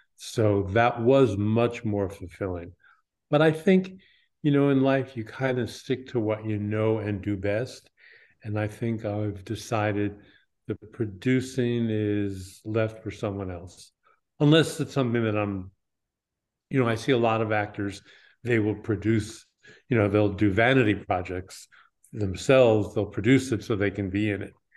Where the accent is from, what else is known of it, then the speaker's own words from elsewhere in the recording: New York, United States; I grew up in New York.